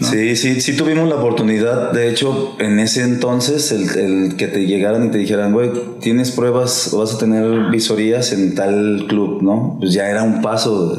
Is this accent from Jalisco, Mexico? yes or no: no; Aguascalientes, Mexico; yo soy de Aguascalientes